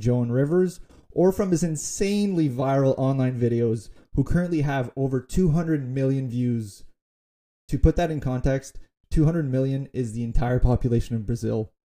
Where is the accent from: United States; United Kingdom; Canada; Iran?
Canada; As a Canadian